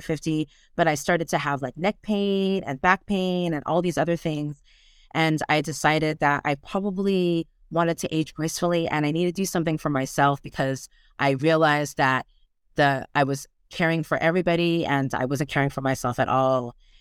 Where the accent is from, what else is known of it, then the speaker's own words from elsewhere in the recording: United States; accent: American; moved away as an adult; now in Brittany, France; I'm American, as you can tell by my accents